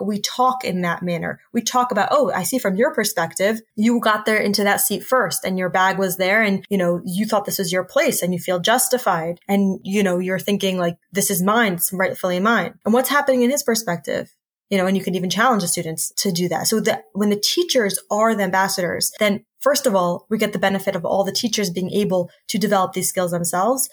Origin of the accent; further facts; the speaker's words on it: United States; I'm from the States